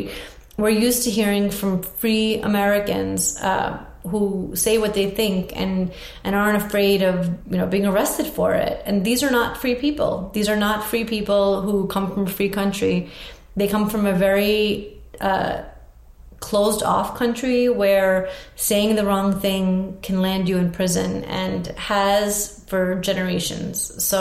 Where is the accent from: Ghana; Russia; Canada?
Russia; born there; I was born in Russia, but that was extremely rare.